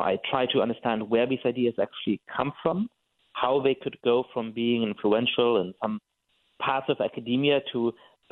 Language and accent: English; Germany; I'm Jewish and I grew up in Germany